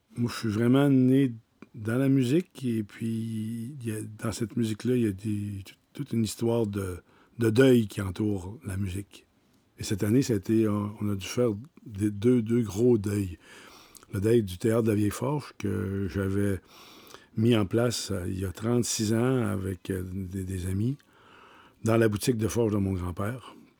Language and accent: French; Petite-Vallée, Quebec, Canada; Je suis né à la Longue Pointe, à Petite-Vallée, issu d'une famille de musiciens du côté de ma mère